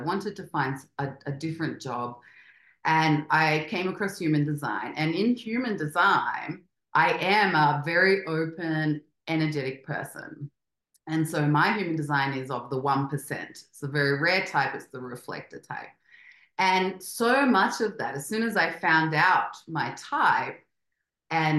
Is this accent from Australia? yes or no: yes; Australia; moved away as an adult; also born or lived in Spain; now in Mexico City, Mexico; I grew up in Australia and we're very strict